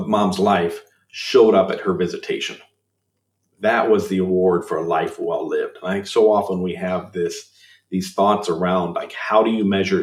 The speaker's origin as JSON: {"language": "English", "region": "Illinois", "country": "United States", "moved": "as an adult", "lives_now": "Minnesota, United States", "said": "I'm originally from Illinois. I moved to Minnesota."}